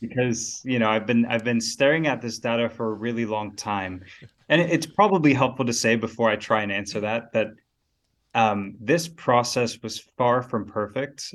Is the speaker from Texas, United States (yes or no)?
yes; Dallas, Texas, United States; moved away as an adult; now in South Africa; grew up in Texas in the north, so Dallas-Fort Worth area.